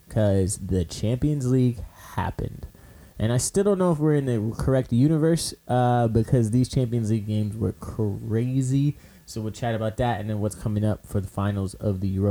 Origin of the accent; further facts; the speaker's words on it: United States; growing up in the States